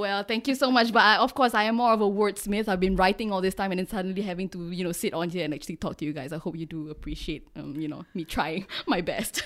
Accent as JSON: {"language": "English", "country": "Singapore", "tie": "born or raised there", "said": "I'm Singaporean, bred and born myself"}